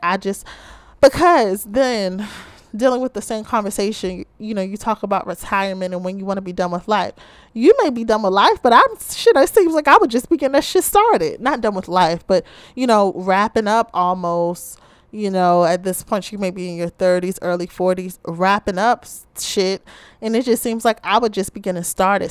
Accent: Baltimore, Maryland, United States

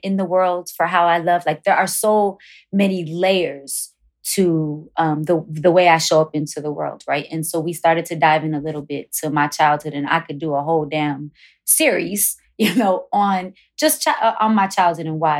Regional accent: Chicago, Illinois, United States; growing up on Wilson Avenue was no joke

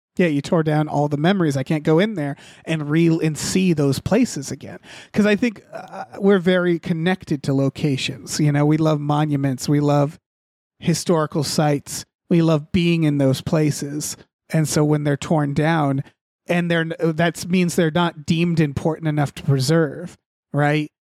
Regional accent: New England, United States; I'm from New England

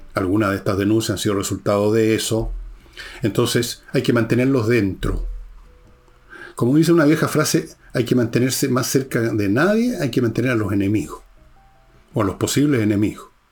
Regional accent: Chile

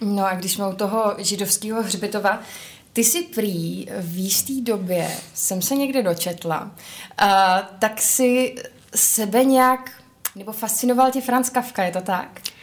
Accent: Brno, South Moravian Region, Czechia; my v Brně máme dům, my, protože já jsem z Brna

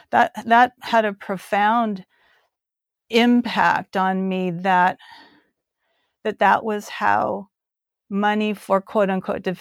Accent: South Korea; also born or lived in Guam; just growing up in Korea, in post war Korea, growing up in Guam, you know

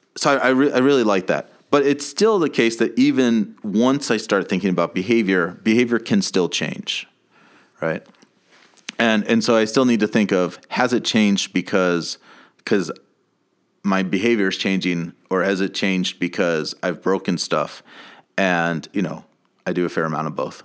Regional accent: United States; growing up in America

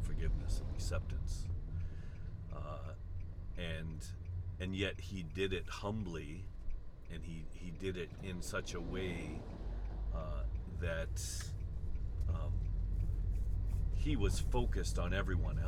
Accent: United States; being American, I've seen that happen and I understand it

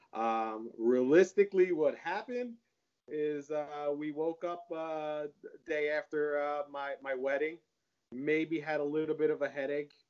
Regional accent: Howell, New Jersey, United States; I grew up in Howell too

